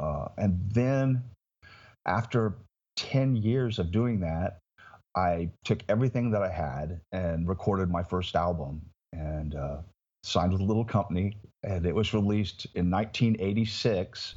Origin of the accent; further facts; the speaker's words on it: Indiana, United States; moved away as an adult; now in Florida, United States; my hometown in Indiana